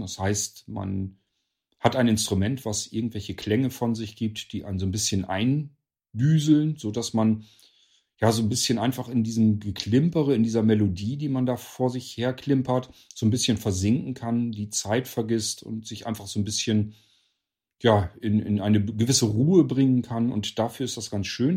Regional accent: Northern Germany, Germany; hier in Deutschland, bei uns in Norddeutschland, also hier in meinem Nachbarort

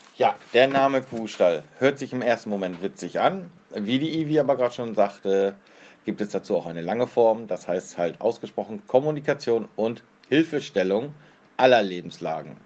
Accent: near Kiel, Schleswig-Holstein, Germany; komme aus der Nähe von Kiel

